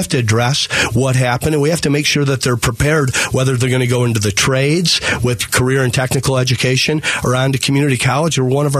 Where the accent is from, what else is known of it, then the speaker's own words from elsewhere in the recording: Toledo, Ohio, United States; I came out from Toledo, Ohio.